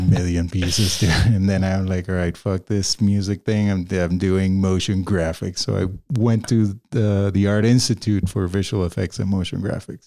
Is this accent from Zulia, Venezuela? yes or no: no; Caracas, Capital District, Venezuela; moved away as an adult; also born or lived in Ames, Iowa; now in Denver, United States; I grew up in Caracas and, um, you know, if we go, if we go back further, I was born in Ames, Iowa